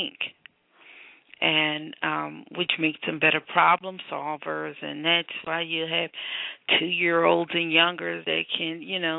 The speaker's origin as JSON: {"language": "English", "town": "Philadelphia", "region": "Pennsylvania", "country": "United States", "said": "I'm from Philadelphia."}